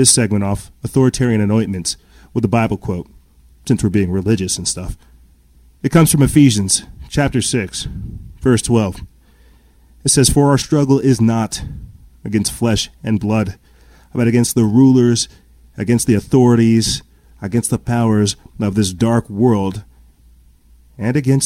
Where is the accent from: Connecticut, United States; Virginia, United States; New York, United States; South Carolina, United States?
South Carolina, United States; I'm from South Carolina